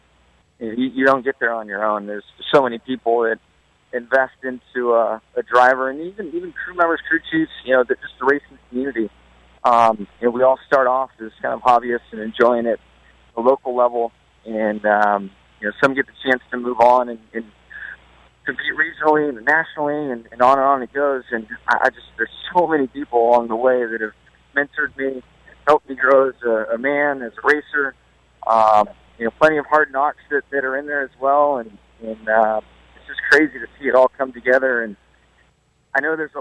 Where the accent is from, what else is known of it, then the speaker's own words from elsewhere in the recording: Southern California, United States; growing up in Southern California